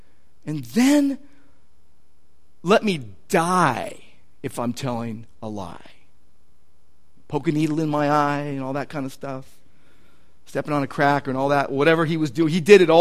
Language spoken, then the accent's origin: English; Southern California, United States; I'm from Southern California. So my accent gives me away